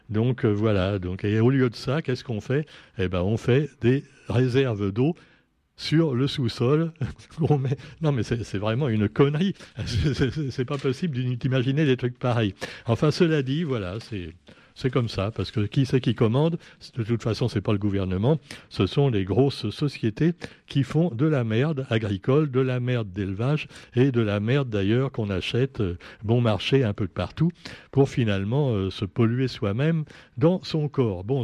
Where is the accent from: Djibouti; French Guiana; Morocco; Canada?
French Guiana; Mais maintenant, on a chez nous, en Guyane également, non pas l'homme qui a finalement bien respecté la nature en Guyane.